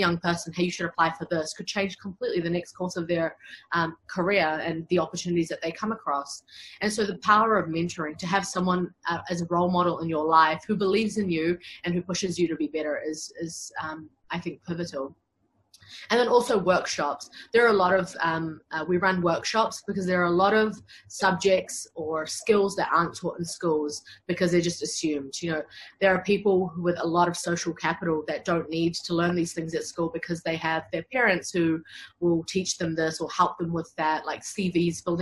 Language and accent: English; New Zealand; build myself up as a lawyer in my home country